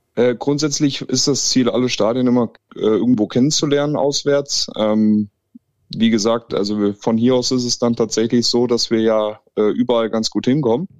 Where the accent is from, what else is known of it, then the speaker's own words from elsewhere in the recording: Thuringia, Germany; wir kommen aus Thüringen